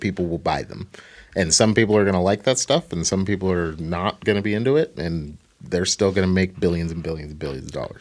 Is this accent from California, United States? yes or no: no; Portland, Oregon, United States; I'm from Portland